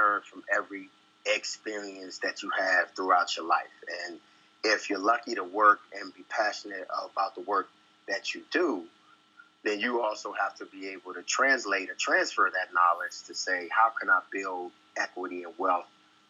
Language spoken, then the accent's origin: English; Washington, District of Columbia, United States; moved away as an adult; also born or lived in Iowa / Chicago / Cincinnati; born and raised in Southeast Washington, D.C.